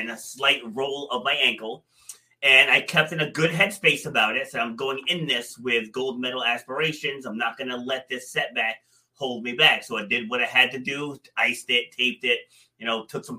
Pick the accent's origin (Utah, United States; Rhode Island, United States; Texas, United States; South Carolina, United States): Rhode Island, United States; also born or lived in Far Rockaway, Queens, New York; I was born there, but I was raised up here in Rhode Island.